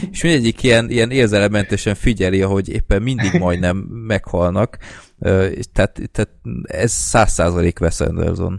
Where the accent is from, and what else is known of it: Hungary